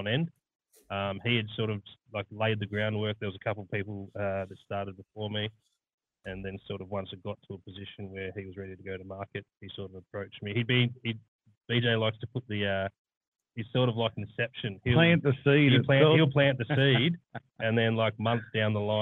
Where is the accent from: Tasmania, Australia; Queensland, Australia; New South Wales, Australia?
New South Wales, Australia; Sydney; moved away as an adult; also born or lived in Melbourne; I was born in Melbourne, grew up in Sydney, and spent 10 years living overseas